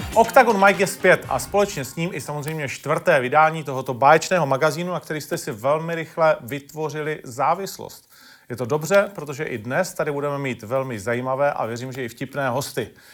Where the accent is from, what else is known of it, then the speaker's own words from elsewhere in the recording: Ostrava, Moravian-Silesian Region, Czechia; já jsem Ostravák, takže my víme, že to není úplně jednoduchý, nebo tehdy to nebylo jednoduchý v mý době vyrůstat tam